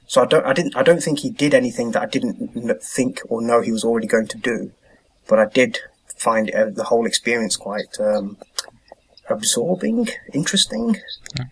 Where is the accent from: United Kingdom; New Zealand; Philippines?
United Kingdom; moved away as an adult; now in Norway; being a British humanist